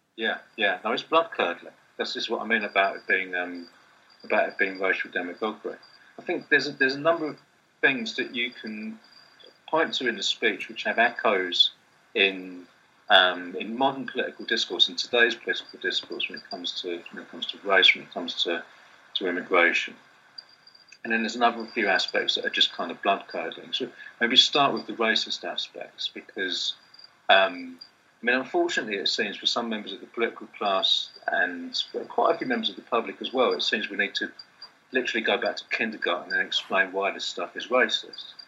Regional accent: Kent, London borders, South East England, United Kingdom; I grew up in Britain in suburbs, Kent, London borders in the, in the '80s and early '90s

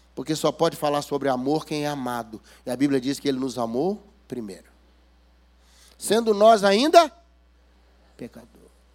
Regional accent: Minas Gerais, Brazil; accent: mineirês; Eu venho lá das Minas Gerais e ontem já me falaram que eu usei termos aqui que vocês não conhecem. Né? O mineirês é muito difícil

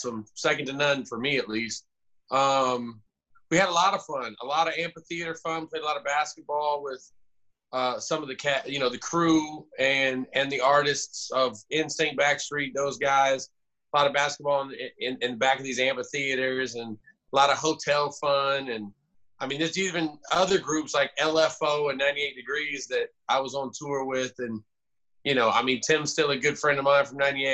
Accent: Jacksonville, Florida, United States; moved away as an adult; I grew up in Jacksonville, Florida, until I was 18

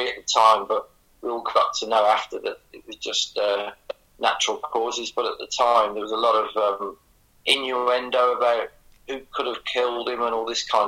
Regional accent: Birmingham area, West Midlands, United Kingdom; we're both from the Birmingham area

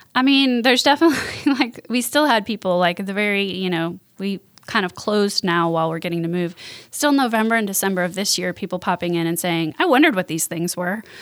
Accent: Milwaukee, Wisconsin, United States; moved away as an adult; now in Jackson, United States; I'm from Milwaukee, Wisconsin

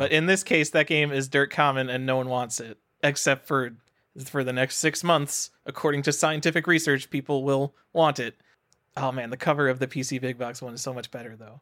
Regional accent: New York, United States; moved away as an adult; I'm from New York.

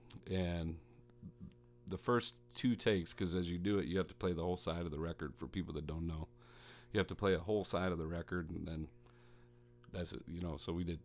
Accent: Midwest, United States; I'm from the Midwest, where I've had a number of influences.

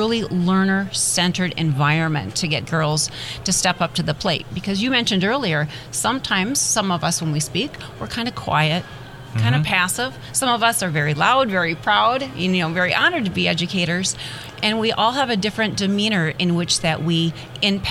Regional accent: Midwest, United States; I'm originally from the Midwest, mm-hmm. I'm a very proud Midwest girl here

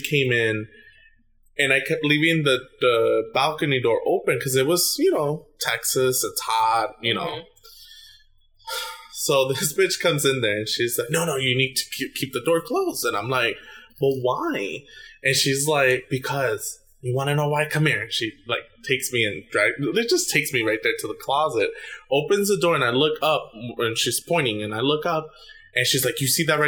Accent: Puerto Rico; moved away; When I was growing up in Puerto Rico

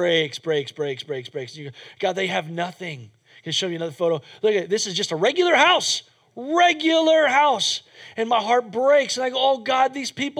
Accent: United States; as an American

